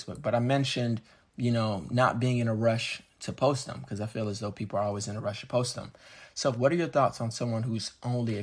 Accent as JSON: {"language": "English", "region": "South Florida", "country": "United States", "tie": "born or raised there", "said": "growing up in South Florida"}